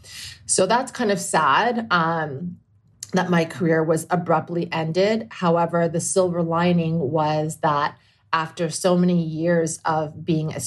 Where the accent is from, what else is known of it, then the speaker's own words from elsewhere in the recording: Toronto, Ontario, Canada; moved away as an adult; also born or lived in Indiana / Washington, D.C.; So growing up in Toronto, which is obviously kind of a cultural melting pot